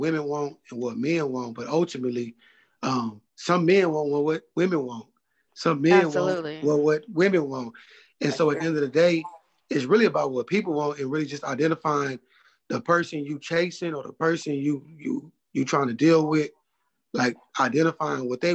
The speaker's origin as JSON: {"language": "English", "town": "San Antonio", "region": "Texas", "country": "United States", "tie": "born or raised there", "said": "Born and raised in San Antonio, Texas, East Side."}